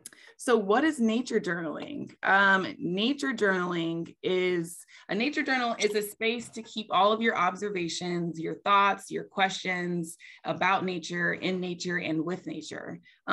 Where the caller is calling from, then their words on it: Asheville, North Carolina, United States; I am calling in from Asheville, North Carolina, which is the land of the Eastern Band of the Cherokee Indians.